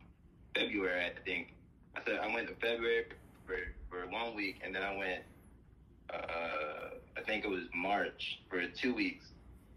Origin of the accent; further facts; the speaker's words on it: Jacksonville, Florida, United States; I'm from Jacksonville, Florida.